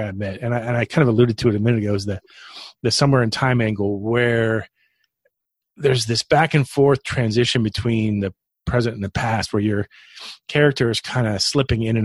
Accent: Florida, United States; I grew up in Florida

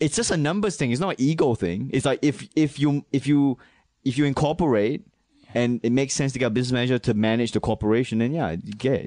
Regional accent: Malaysia; also born or lived in Manchester, New Hampshire / Singapore; now in New York, United States; I'm from Singapore, Malaysia

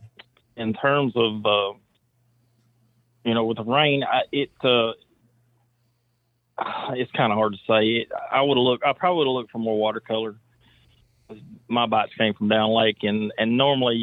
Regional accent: Center Hill Lake, Tennessee, United States; I grew up on Center Hill Lake

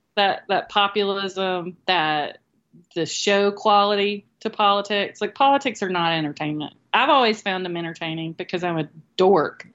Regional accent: Moultrie, Georgia, United States; moved away as an adult; now in Florida, United States; I grew up in Moultrie

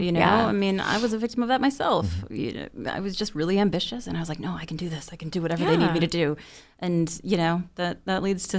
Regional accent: Chicago, Illinois, United States; I'm from Chicago.

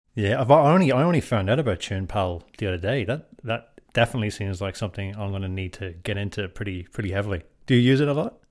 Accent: Drogheda, Leinster, Ireland; moved away; I'm from Drogheda and I grew up in, in Drogheda.

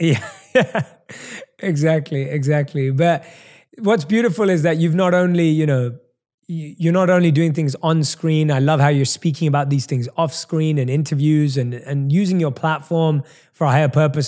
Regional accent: London, United Kingdom; accent: British; moved away as an adult; now in Los Angeles, United States; I'm obviously born and raised in London, hence the British accent

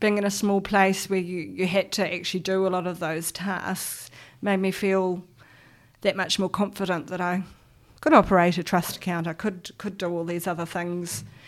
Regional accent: Auckland, New Zealand; So I grew up on the North Shore in Auckland. Um, was born in a small hospital there

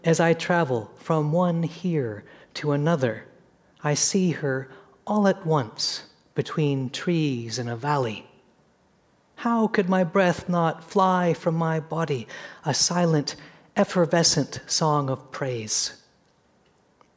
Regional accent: Seattle, Washington, United States; growing up in Seattle, the mountain was of the whole fabric in which my sister and I grew up

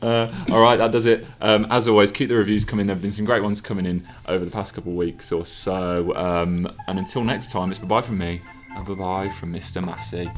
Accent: Birmingham, West Midlands, United Kingdom; accent: Brummie; That's my Brumley accent coming out

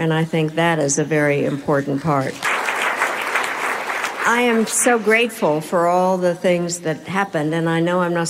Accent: United States; So what happened was, being the American, I created a caucus, and we called ourselves the G7.

